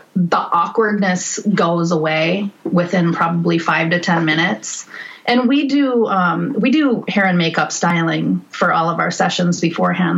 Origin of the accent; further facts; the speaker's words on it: northern Minnesota, United States; I was born in Minneapolis, and then I grew up in northern Minnesota